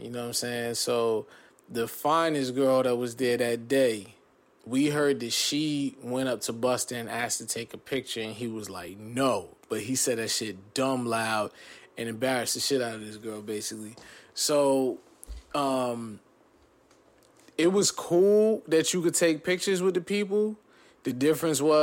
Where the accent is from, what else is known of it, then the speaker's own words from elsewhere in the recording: New Jersey, United States; also born or lived in California / Corona, California; born in Cali, raised in Jersey